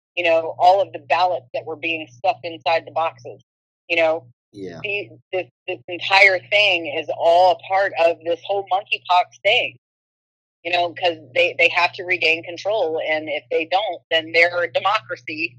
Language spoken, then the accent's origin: English; Oxford, Ohio, United States; my hometown of Oxford, Ohio